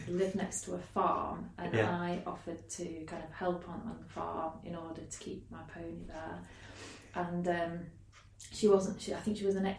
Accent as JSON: {"language": "English", "town": "Beverley", "region": "Yorkshire and the Humber", "country": "United Kingdom", "tie": "born or raised there", "also_born_or_lived": "Iceland", "moved": "as an adult", "said": "I'm from Beverley originally."}